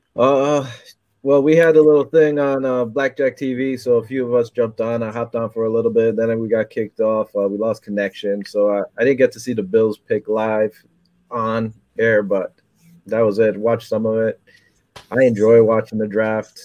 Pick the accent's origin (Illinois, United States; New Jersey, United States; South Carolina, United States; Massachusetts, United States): New Jersey, United States; also born or lived in Bronx, New York; I was born in the Bronx, but I pretty much lived my whole life in Jersey.